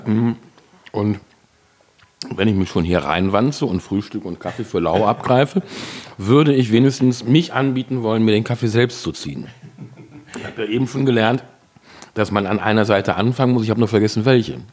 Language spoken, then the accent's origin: German; Cologne, North Rhine-Westphalia, Germany; moved away as an adult; also born or lived in Worpswede; Also ich komme ja gebürtig aus Kalk